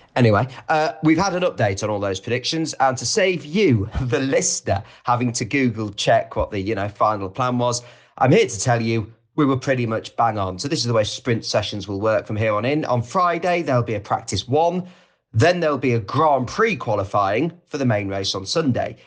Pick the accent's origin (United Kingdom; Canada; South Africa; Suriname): United Kingdom; Loughborough, East Midlands; Loughborough's my hometown